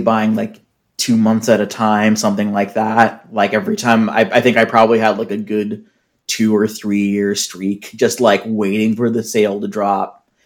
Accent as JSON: {"language": "English", "town": "Seattle", "region": "Washington", "country": "United States", "said": "I'm from Seattle"}